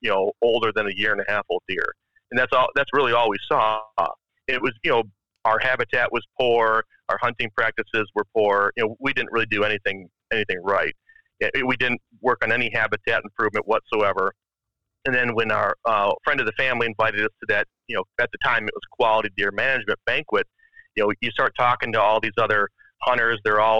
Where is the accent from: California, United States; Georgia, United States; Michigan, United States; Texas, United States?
Michigan, United States; Grand Rapids; Born and raised, yeah. Okay. I'm from Grand Rapids, Michigan, is where I was born.